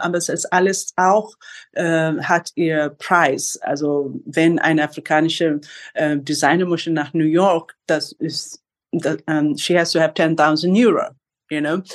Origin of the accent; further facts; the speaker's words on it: Kenya; German is a second language; now in Berlin, Germany; ich bin von Kenia geboren in Kenia